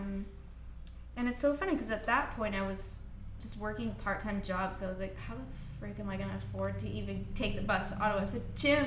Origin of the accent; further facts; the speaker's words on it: Scotland, United Kingdom; moved away; I'm from Scotland